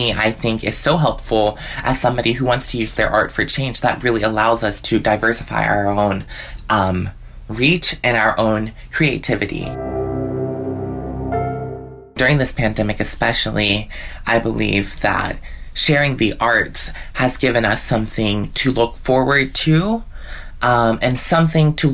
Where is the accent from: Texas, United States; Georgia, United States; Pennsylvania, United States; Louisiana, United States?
Pennsylvania, United States; Pittsburgh; I'm from Pittsburgh, Pennsylvania